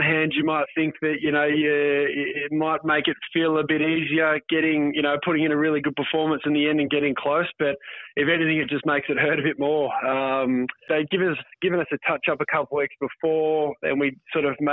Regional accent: Rowville, Victoria, Australia; I grew up in Roval, sort of outer southeast

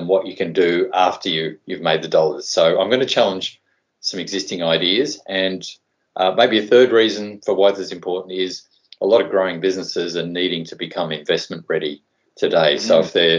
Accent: Tasmania, Australia; moved away as an adult; also born or lived in Sydney; I grew up in Tassie

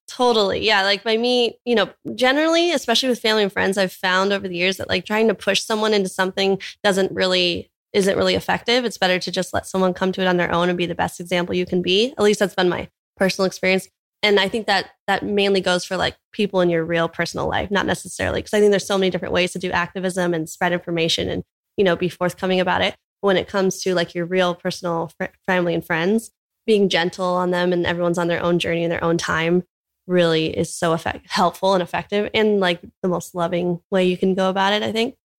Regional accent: Orange County, California, United States; born or raised there; moved away as an adult; now in Hawaii, United States

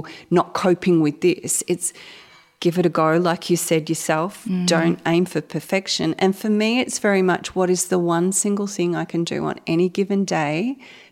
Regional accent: Gippsland, Victoria, Australia; I was raised in Gippsland, sort of moved away for a little while, came back

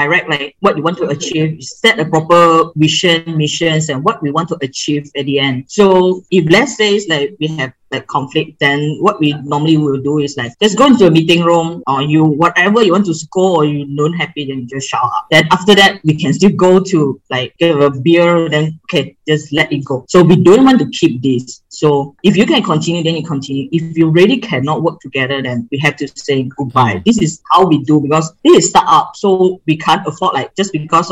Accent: Kuala Selangor, Selangor, Malaysia; moved away; this is my hometown

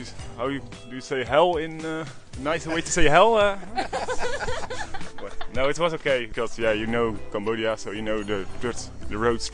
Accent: Rotterdam, South Holland, Netherlands; English is a second language; I'm from Rotterdam, the Netherlands.

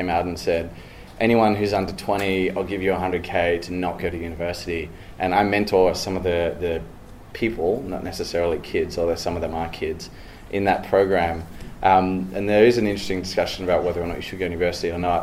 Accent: Sydney, New South Wales, Australia; moved away as an adult; now in United States; born and raised in Sydney

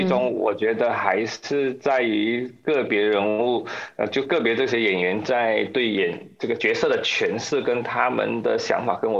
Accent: Malaysia; 我们马来西亚人还是有一点点优势，因为我们懂的语言相对可能比较多

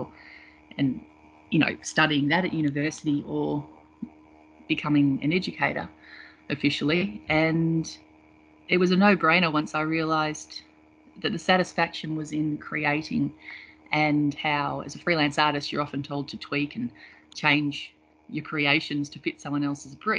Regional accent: Melbourne, Victoria, Australia; I grew up in Melbourne, born and bred.

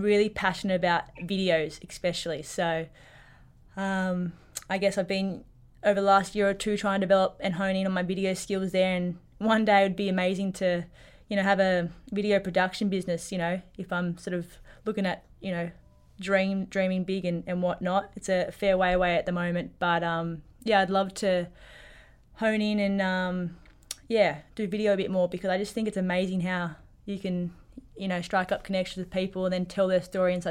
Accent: Wagga Wagga, New South Wales, Australia; moved away as an adult; also born or lived in Sydney / Ballina/Lismore area, New South Wales; now in Melbourne, Australia; I did my high school in years in Wagga. And I say I'm from Wagga

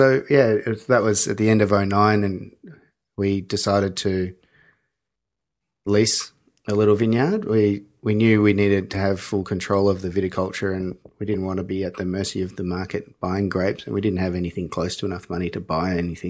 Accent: Mornington Peninsula, Victoria, Australia; We didn't know each other, but we grew up in Mornington Peninsula.

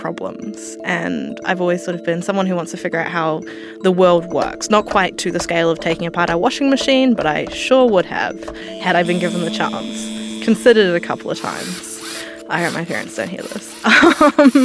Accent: New Zealand; now in Australia; some people will have heard my accent. I'm from New Zealand originally

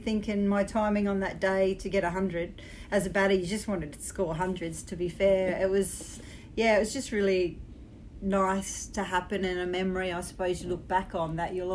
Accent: Australia; being an Australian playing men's cricket and boys cricket all my life

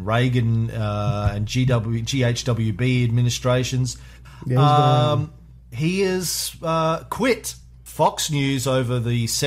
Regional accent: Australia; I'm glad I was born in Australia. I think I was lucky to be born in Australia. I think there are some great things about living in Australia

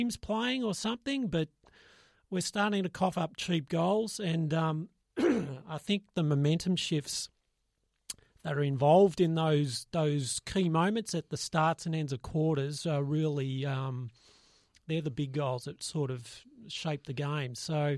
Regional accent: Australia; We're losing our culture with that shit. We're Australian.

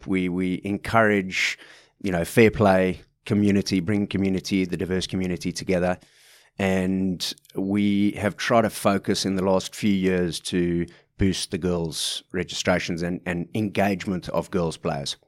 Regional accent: South Africa; moved away as an adult; also born or lived in London, United Kingdom / Rose Bay, Sydney, Australia; now in Sydney, Australia; as you could tell from my accent, I'm, I'm not from these parts for the last forty-four years, but, uh, left South Africa back in two thousand and two

